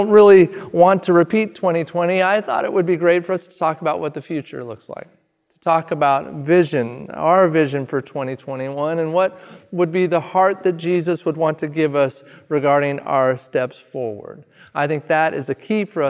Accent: Redmond, Oregon, United States; also born or lived in Springfield, Oregon; now in Eugene, United States; we were sent out to plant our first church in my hometown of Redmond, Oregon

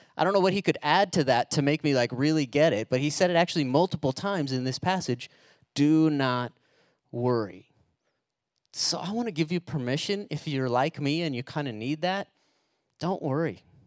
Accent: United States; we're Americans

